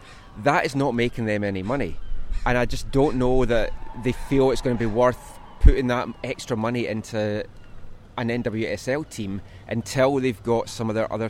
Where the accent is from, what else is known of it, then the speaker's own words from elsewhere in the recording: Scotland, United Kingdom; moved away as an adult; now in Vancouver, Canada; growing up in Scotland, I didn't grow up in England.